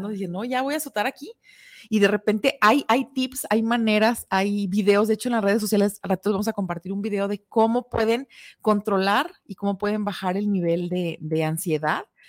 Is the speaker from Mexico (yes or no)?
yes; Guadalajara, Jalisco, Mexico; somos tapatías